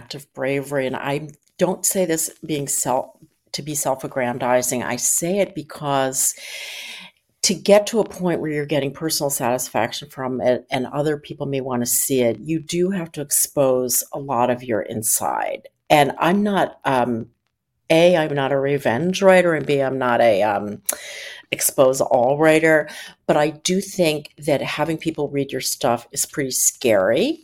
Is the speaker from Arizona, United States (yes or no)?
no; Philadelphia, Pennsylvania, United States; I grew up in Philadelphia